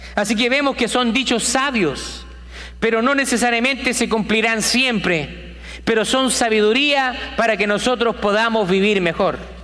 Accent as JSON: {"language": "Spanish", "country": "Chile", "also_born_or_lived": "South America", "moved": "yes", "lives_now": "United States", "said": "en mi país, en Chile"}